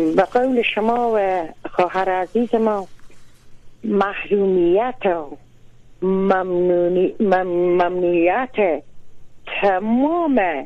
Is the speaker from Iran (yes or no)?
no; Karukh district, Herat, Afghanistan; ما در این ولسوالی کروخ چند روز پیش رفتم از این پین محله و زادگاه من